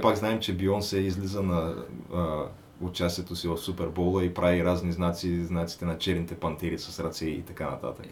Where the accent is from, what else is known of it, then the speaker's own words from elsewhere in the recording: Bulgaria; като българин